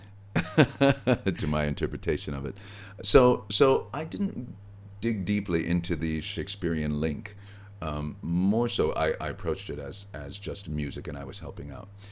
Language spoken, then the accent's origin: English; Gary, Indiana, United States; also born or lived in Merrillville, Indiana; when I was growing up in Gary. It wasn't until I was 14 years old we moved to a new town adjacent to Gary called Merrillville